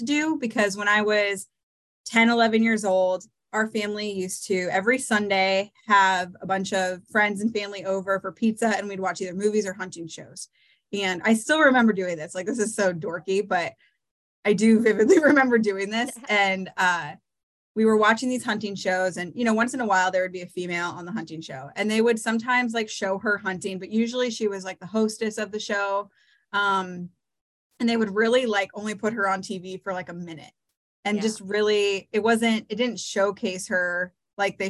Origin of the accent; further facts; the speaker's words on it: Eastern Iowa, United States; I'm born and raised in Eastern Iowa